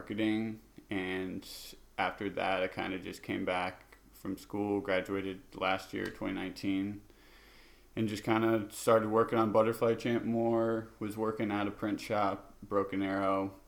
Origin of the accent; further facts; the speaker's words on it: Urbandale, Iowa, United States; also born or lived in Naperville, Illinois; I was born and raised in Urbandale, Iowa